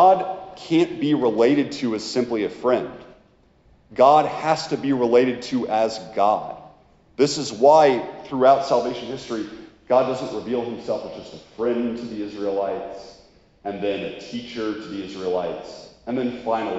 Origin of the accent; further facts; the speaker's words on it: United States; we're American consumerists